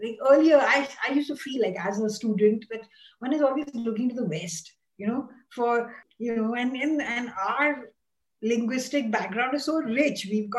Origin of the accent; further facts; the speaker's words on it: Mumbai, Maharashtra, India; also born or lived in Pune; I was brought up in Bombay and I had the only other language, Indian language, actually is Hindi, you know, and I can understand Marathi. And of course I speak Malayalam fluently, but I can't read and write it.